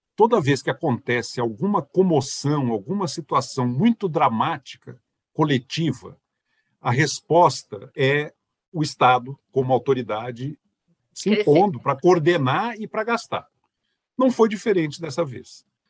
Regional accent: Brazil; como brasileiro

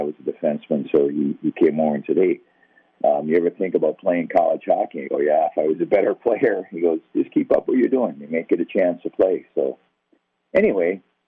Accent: White Bear Lake, Minnesota, United States; I grew up right here in White Bear Lake, Minnesota

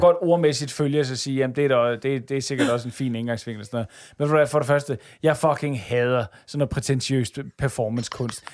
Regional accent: Denmark; vi er jo som danskere

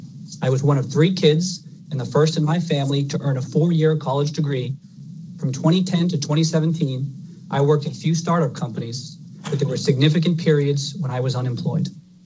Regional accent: Brockton, Massachusetts, United States; I grew up in Brockton, Massachusetts.

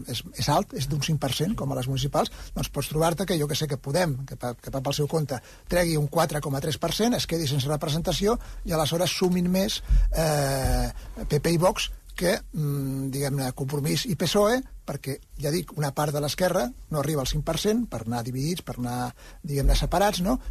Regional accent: Tarragona, Catalonia, Spain; sóc molt de Tarragona, eh? Mm. I, I tinc molta família

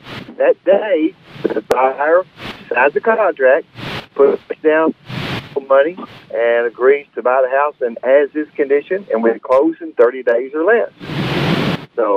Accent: Bootheel, Missouri, United States; moved away; your mother and I are from this area. This is where we grew up in the Boot Hill, Missouri.

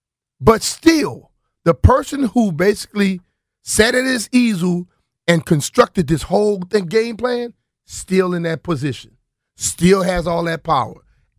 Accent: Louisiana, United States; To hell with that. I grew up in Louisiana, damn it, and I ran my ass off.

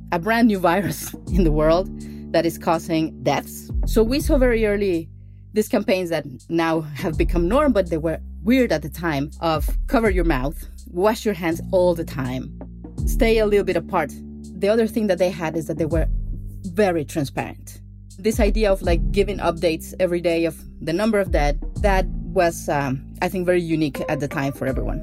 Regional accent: Mexico; moved away as an adult; now in United States; I'm from Mexico

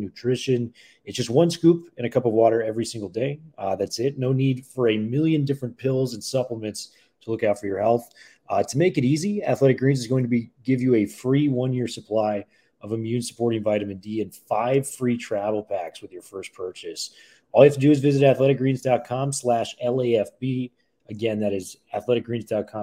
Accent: Bay Area, California, United States; I'm from the Bay Area

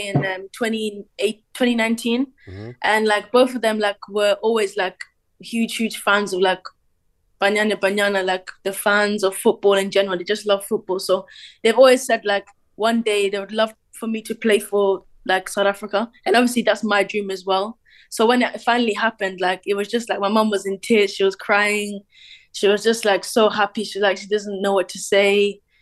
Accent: Cork, Munster, Ireland; I was born in Ireland in Cork

